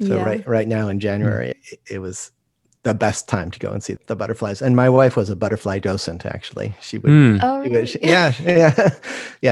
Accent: Rochester, New York, United States; moved away as an adult; now in Santa Barbara, United States; I grew up in Rochester, New York, and so it took many years for me to come to feel at home in California

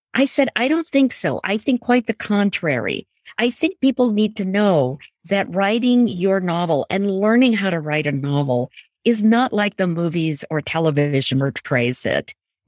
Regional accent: Jodhpur, Rajasthan, India; also born or lived in Punjab, India; I was born in Jodhpur, but I also lived in Rajasthan in three other cities, Jaipur, Banswara, and Bikaner.

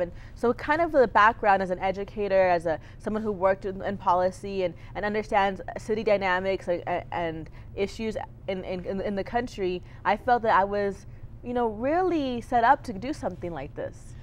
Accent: Clint, Texas, United States; also born or lived in Austin, Texas; I grew up in Clint, Texas, which is a little bit outside of El Paso

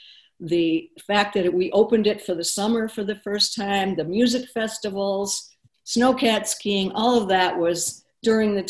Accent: Boston, Massachusetts, United States; moved away as an adult; now in Jackson Hole, United States; I'm originally from Boston, have lived here for over 30 years at this point

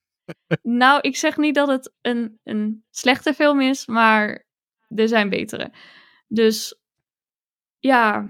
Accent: Roosendaal, North Brabant, Netherlands; moved away; ik kom uit Roosendaal. Dat is Brabant, maar ik woon daar niet meer ondertussen.

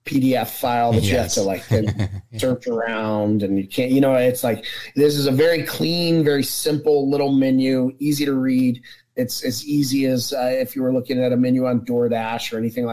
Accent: Atlanta, Georgia, United States; moved away as an adult; also born or lived in New York / Florida / Connecticut; I'm from Atlanta, Georgia.

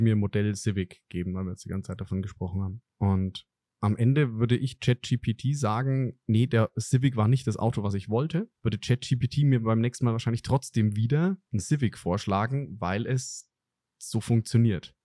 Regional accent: Franconia, Bavaria, Germany; als Franke

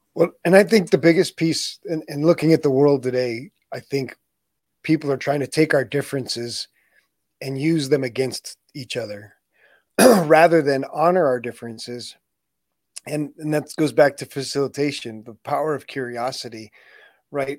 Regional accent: United States; I was born in the United States

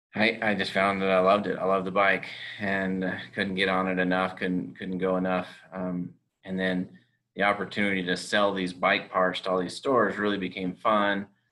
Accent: California, United States; moved away as an adult; now in Utah, United States; I grew up in California. I went to school in Utah. I now live in Utah.

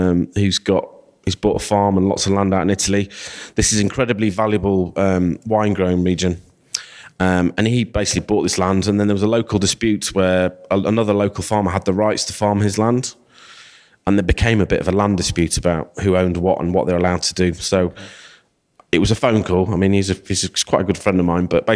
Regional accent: Rotherham, Yorkshire and the Humber, United Kingdom; also born or lived in Sheffield; I'm originally from Rotherham, but I'm a local boy.

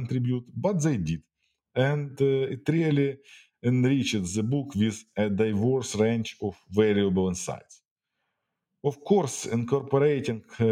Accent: Ukraine; my home country, Ukraine

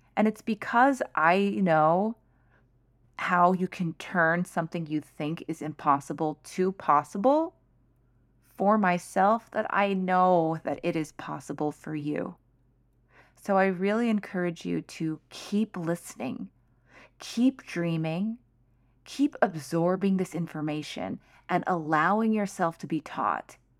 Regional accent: United States; I am Chinese American, so I am a minority. I am a firstborn generation in the U S

